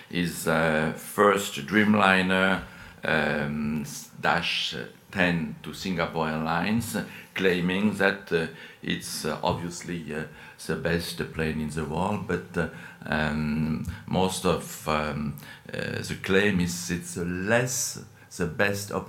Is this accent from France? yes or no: yes; France; accent: French; English is a second language; You will not escape my French accent.